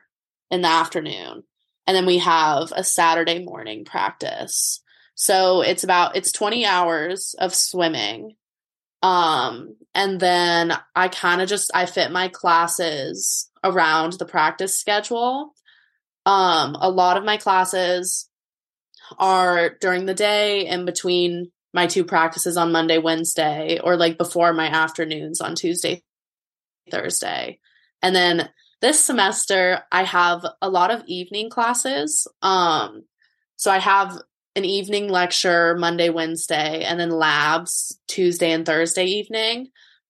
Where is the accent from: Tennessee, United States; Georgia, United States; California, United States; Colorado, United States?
Colorado, United States; Boulder; moved away as an adult; now in Los Angeles, United States; I'm from Boulder, Colorado, and I'm a junior